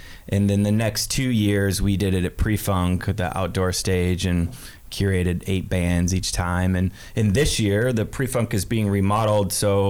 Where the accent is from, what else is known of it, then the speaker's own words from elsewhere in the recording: Southern Idaho, United States; moved away as an adult; also born or lived in Boise area; now in Seattle, United States; I grew up in Southern Idaho, I've been in Seattle now for 15 years